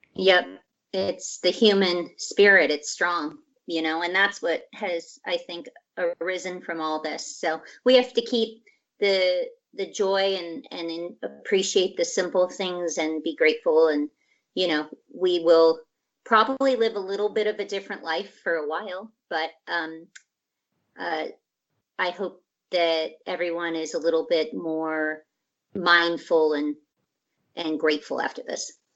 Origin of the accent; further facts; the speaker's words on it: Scottsdale, Arizona, United States; also born or lived in Portland, Oregon; now in Los Angeles, United States; i was uh, born in portland oregon shout huh? out to portland and then i grew up in arizona